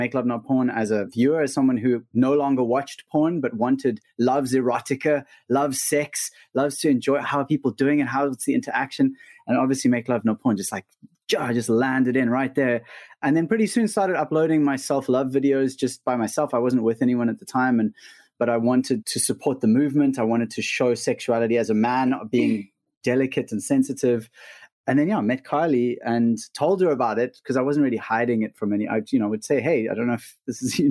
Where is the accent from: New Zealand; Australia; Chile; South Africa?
South Africa; we're from South Africa, living just outside of Cape Town